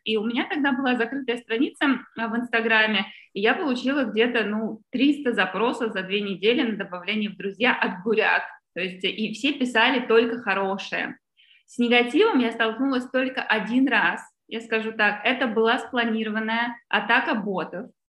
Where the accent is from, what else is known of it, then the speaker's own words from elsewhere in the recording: Saint Petersburg, Russia; moved away; я выросла в Петербурге